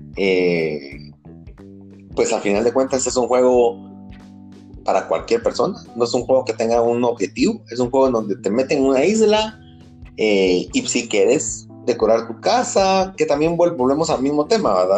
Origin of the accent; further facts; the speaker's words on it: Guatemala; como buen chapín